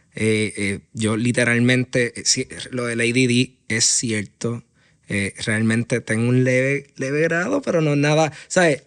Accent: Aguadilla, Puerto Rico; moved away as an adult; now in San Juan, Puerto Rico; Yo me considero un puertorriqueño y, y aguadillano de pura cepa.

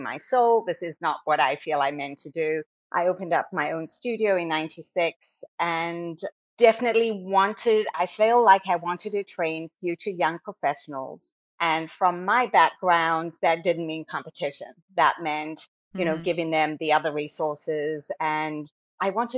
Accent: South Africa; moved away as an adult; now in Virginia, United States; I am originally from South Africa, and I grew up dancing at a studio that was kind of like South Africa's equivalent to Broadway Dance Center.

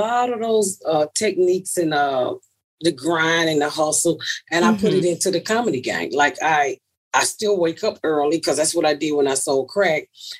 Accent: Atlanta, Georgia, United States; I'm from Atlanta, so I'm 49 years old.

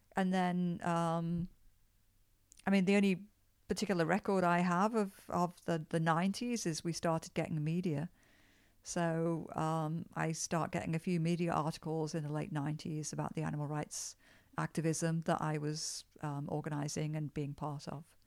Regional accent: Liverpool, North West England, United Kingdom; moved away as an adult; now in Toronto, Canada; I was born in Liverpool, England

